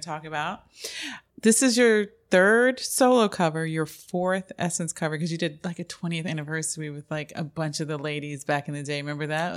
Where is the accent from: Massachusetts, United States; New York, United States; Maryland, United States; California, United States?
New York, United States; New York City; also born or lived in Brooklyn; now in Los Angeles, United States; when I grew up in Queens